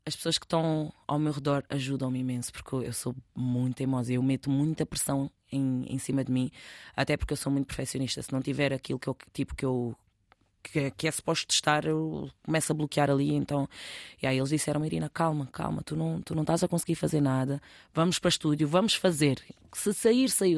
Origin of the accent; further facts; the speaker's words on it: Cacém, Lisbon, Portugal; also born or lived in Newcastle / Manchester; now in Rio de Mouro, Portugal; eu sou do Cacém porque eu vivo, eu respiro, eu, é tudo, eu adoro a minha zona. Fui criada lá com muito orgulho